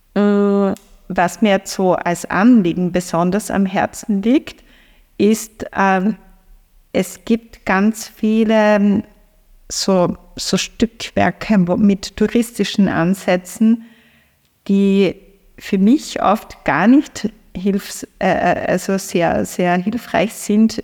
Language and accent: German; Feldbach, Styria, Austria; now in Graz, Austria; in meine, meine Heimat, also von Graz nach äh, Feldbach in die Oststeiermark